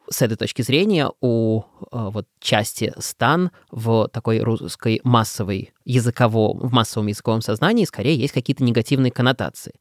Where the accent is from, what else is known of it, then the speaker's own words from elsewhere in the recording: Belarus; now in Russia; я из Белоруссии из, и являюсь белорусом и так далее, но живу в России уже пол своей жизни